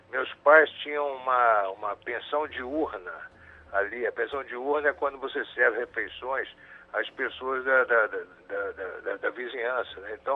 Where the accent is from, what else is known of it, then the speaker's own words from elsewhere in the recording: Rio de Janeiro, Brazil; eu, eu sou do Rio do tempo da, da, do, da Praia do Flamengo, ainda sem o aterro, né?